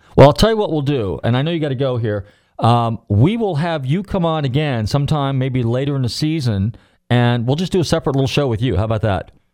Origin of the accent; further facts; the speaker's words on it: Marin County, Northern California, United States; I'm from Northern California, Marin County